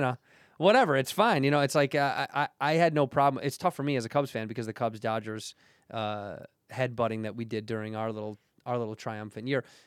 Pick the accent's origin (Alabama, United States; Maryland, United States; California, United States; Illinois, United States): Illinois, United States; Chicago; growing up in Chicago